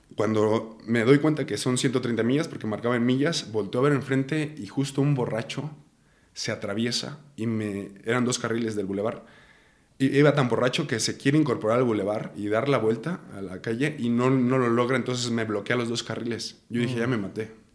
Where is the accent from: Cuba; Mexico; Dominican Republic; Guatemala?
Mexico; Ario de Rosales, Michoacán; also born or lived in Morelia, Michoacán; Nací, mi acta de nacimiento dice Morelia, Michoacán, pero en realidad yo me considero de Ario de Rosales, Michoacán